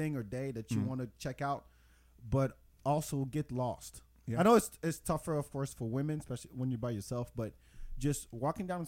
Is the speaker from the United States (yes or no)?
no; France; moved away; also born or lived in Senegal; I'm originally from Senegal and I grew up in France.